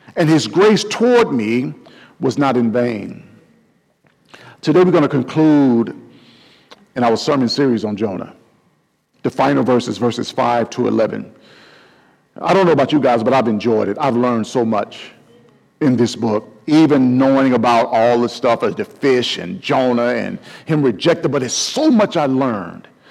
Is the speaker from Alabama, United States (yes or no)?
yes; Mobile, Alabama, United States; my hometown of Mobile, Alabama